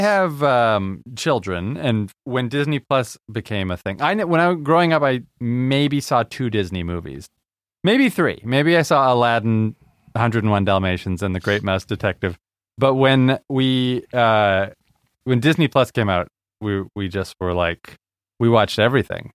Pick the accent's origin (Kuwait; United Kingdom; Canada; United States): Canada; Vancouver, British Columbia; my hometown